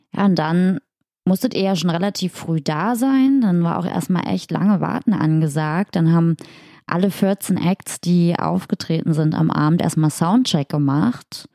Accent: Magdeburg, Saxony-Anhalt, Germany; in Magdeburg, in meiner Heimat

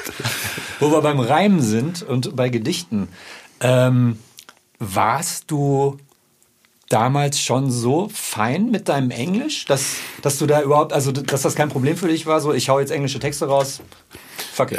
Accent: Ruhr area, North Rhine-Westphalia, Germany; ich komme aus dem Ruhrpott

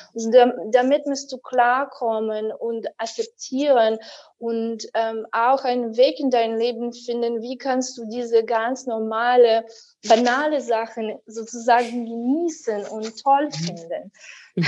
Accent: Ukraine; German is a second language; now in Berlin, Germany; ich war 14 Jahre alt, damals noch in der Ukraine, wo ich geboren bin

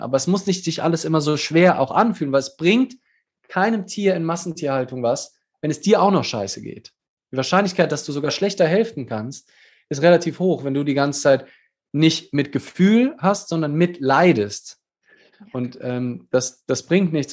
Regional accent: Germany; wir als Deutsche

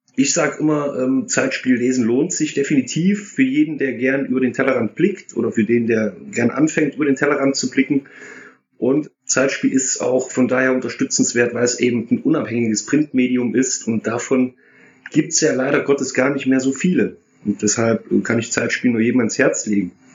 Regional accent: Erfurt, Thuringia, Germany; born or raised there; moved away as an adult; now in Duisburg, Germany

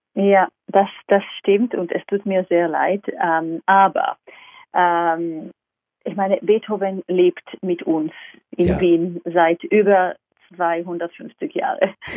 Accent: Israel; German is a second language; also born or lived in London, United Kingdom; now in Vienna, Austria; ich komme ursprünglich aus Israel

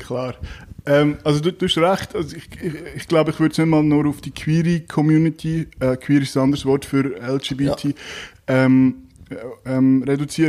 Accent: Zug, Switzerland; moved away; ich bin ursprünglich aus Zug, äh, im Zug aufgewachsen

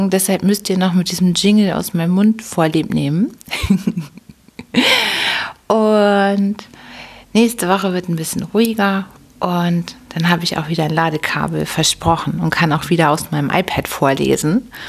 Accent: Hamburg, Germany; da war richtig eine steife Brise bei uns in Hamburg. Und wir Hamburger mögen das aber auch.

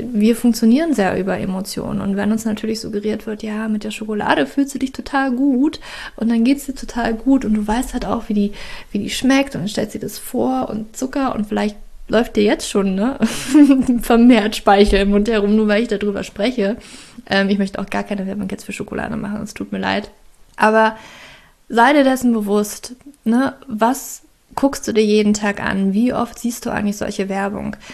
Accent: Germany; ich weiß natürlich, ich komme aus Deutschland, ich weiß, wie das ist und ich weiß, wie schwierig das ist.

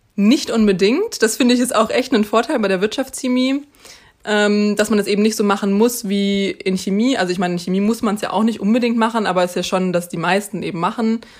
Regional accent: Münster, North Rhine-Westphalia, Germany; also born or lived in Mainz; ich komme eben aus Münster

